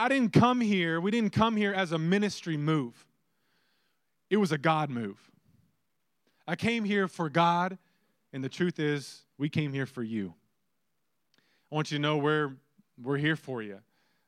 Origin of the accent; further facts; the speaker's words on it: Lampasas, Texas, United States; I'm originally from Lampasas, Texas